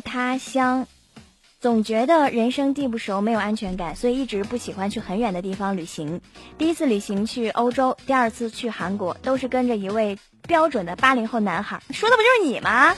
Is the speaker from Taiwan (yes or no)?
no; China; 我们嗯。大陆人才是真的土豪哦